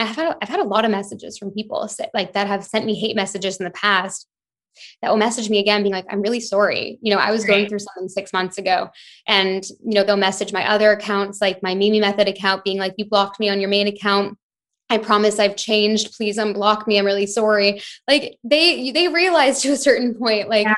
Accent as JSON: {"language": "English", "country": "Canada", "also_born_or_lived": "London, United Kingdom", "moved": "as an adult", "lives_now": "Bahamas", "said": "I'm Canadian, but I was in London for 5 years before I moved to the Bahamas last year with my boyfriend"}